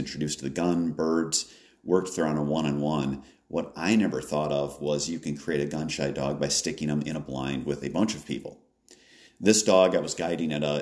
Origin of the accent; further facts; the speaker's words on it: Wisconsin, United States; In my home state of Wisconsin